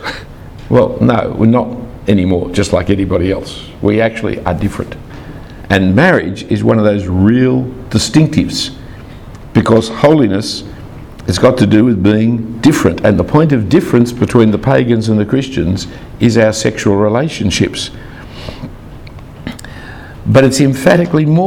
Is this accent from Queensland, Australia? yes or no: no; Sydney, New South Wales, Australia; I grew up in the Jewish part of Sydney.